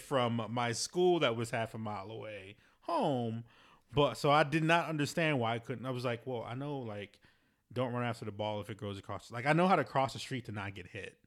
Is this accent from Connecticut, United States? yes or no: no; Baltimore, Maryland, United States; I grew up in Baltimore City